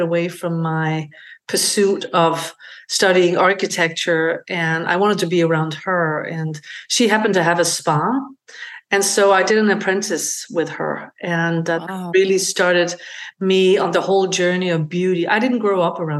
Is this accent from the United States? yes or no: no; Denmark; moved away as an adult; I am originally from Denmark. I grew up on a working farm in rural Denmark.